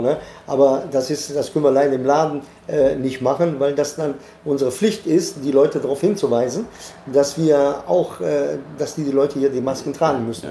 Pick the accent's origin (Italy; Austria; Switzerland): Italy; now in Germany; Ich bin Italiener